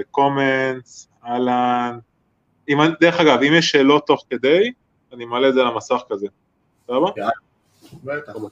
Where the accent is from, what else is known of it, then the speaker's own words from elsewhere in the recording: Haifa District, Israel; גם אני מהקריות במקור.